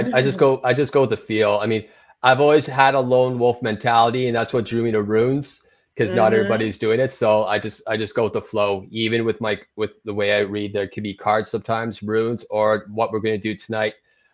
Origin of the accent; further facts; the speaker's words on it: Toronto, Ontario, Canada; I'm from Toronto, Ontario.